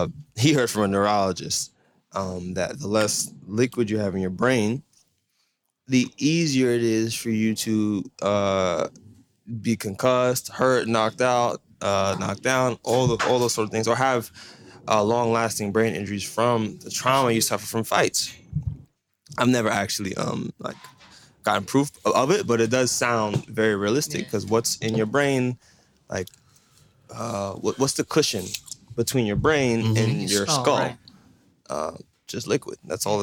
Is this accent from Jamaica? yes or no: yes; Jamaica; We're Jamaican.